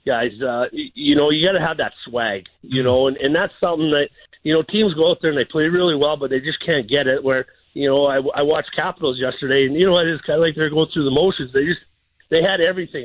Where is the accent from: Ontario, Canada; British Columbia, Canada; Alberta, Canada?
Alberta, Canada; Edmonton; now in Jacksonville, United States; my hometown in Edmonton